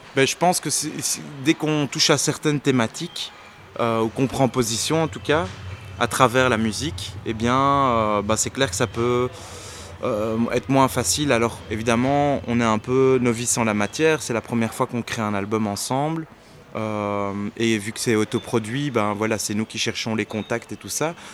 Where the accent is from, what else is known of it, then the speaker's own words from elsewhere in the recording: Brussels, Brussels-Capital Region, Belgium; on est des Bruxellaires, des Ketches de Bruxelles